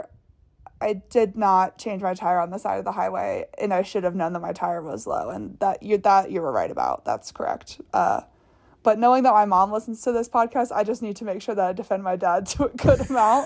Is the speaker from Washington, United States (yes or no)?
no; Virginia, United States; moved away; I'm from Virginia